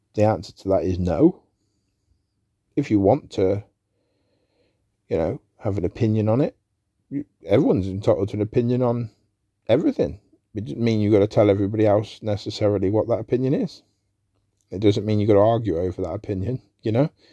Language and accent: English; England, United Kingdom; I'm an Englishman. I'm British.